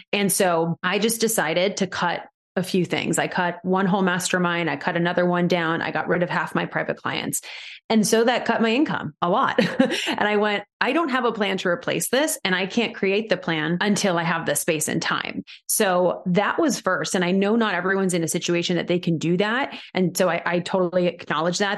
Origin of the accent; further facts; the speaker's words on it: New York, United States; moved away as an adult; I'm originally from New York, and I moved back home